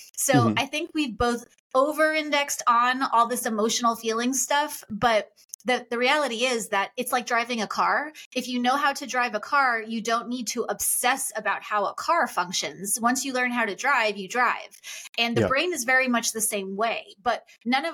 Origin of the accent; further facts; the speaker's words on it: Long Island, New York, United States; I grew up on Long Island